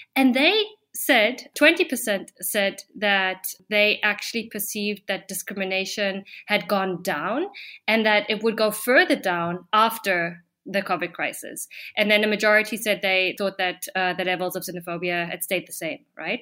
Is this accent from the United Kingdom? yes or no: no; Germany; now in Peru; I am a foreigner, I am German.